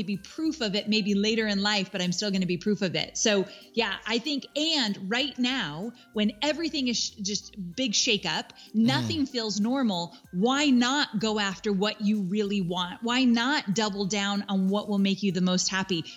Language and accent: English; California, United States; moved away as an adult; now in Nashville, United States; I am born and raised in California, went to college in California, like my whole life, never been out of California in terms of where I've lived.